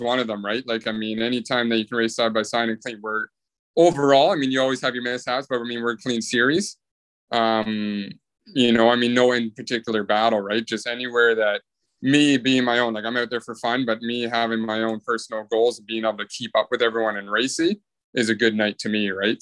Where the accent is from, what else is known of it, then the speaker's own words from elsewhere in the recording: Bay Area, California, United States; I'm from the Bay Area.